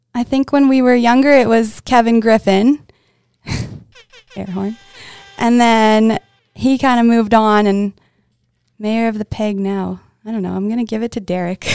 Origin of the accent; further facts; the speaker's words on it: Winnipeg, Manitoba, Canada; I'm from Winnipeg, Manitoba